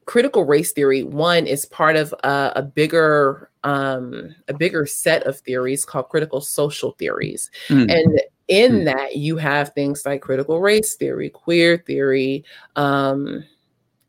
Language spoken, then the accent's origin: English; Los Angeles, California, United States; also born or lived in South Africa; I grew up in South LA.